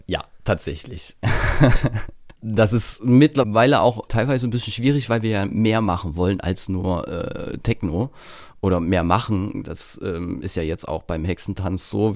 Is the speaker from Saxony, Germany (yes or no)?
yes; Königshain-Wiederau, Saxony, Germany; accent: Saxon; moved away as an adult; now in Trier, Germany; Ich bin halt auf dem Dorf groß geworden